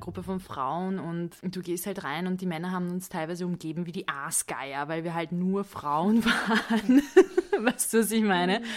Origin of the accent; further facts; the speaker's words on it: Budapest, Hungary; moved away; ich liebe Budapest. Das ist meine Heimatstadt